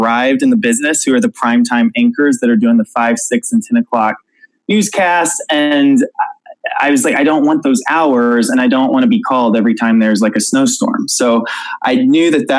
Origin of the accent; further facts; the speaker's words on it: Gatewood, Missouri, United States; also born or lived in Springfield, Missouri; I grew up in a tiny farm town in southeast Missouri, and it's called Gatewood, Missouri